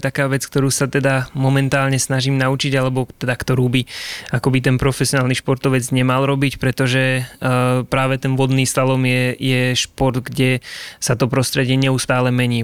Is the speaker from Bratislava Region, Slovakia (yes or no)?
no; Liptovský Mikuláš, Žilina Region, Slovakia; som z Liptovského Mikuláša